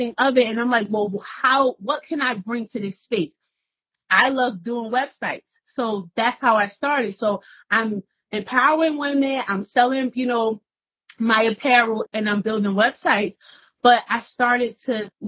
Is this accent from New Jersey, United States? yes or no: yes; Newark, New Jersey, United States; I'm from Newark, New Jersey